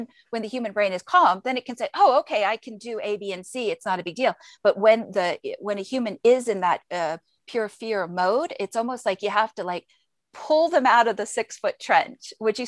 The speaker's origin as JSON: {"language": "English", "town": "Izmir", "region": "İzmir", "country": "Turkey", "tie": "born or raised there", "said": "I remembered when I was growing up in Izmir, Turkey, my father had served in the United States Air Force."}